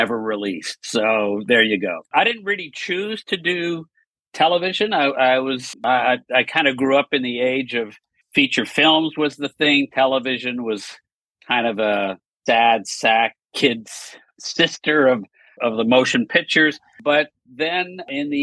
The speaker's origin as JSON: {"language": "English", "town": "Montreal", "region": "Quebec", "country": "Canada", "tie": "born or raised there", "said": "I grew up in Montreal, Canada"}